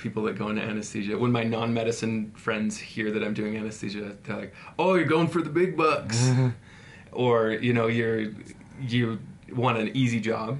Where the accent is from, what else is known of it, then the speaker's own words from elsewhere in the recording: Utah, United States; We're from Utah. You know, Utah is comfortable